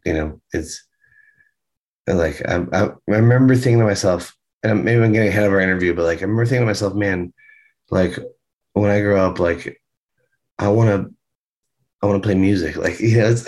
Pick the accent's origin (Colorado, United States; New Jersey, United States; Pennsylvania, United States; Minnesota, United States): Pennsylvania, United States; Villanova; I was born and raised in Villanova, Pennsylvania, like suburbia Philadelphia